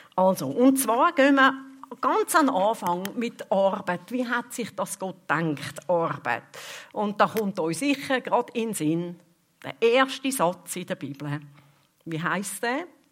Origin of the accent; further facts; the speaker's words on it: Switzerland; bei uns in der Schweiz